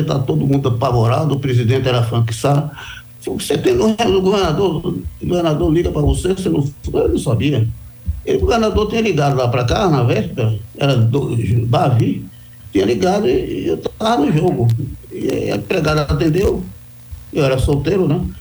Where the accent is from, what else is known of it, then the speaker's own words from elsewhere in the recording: Bahia, Brazil; Eu sou baiano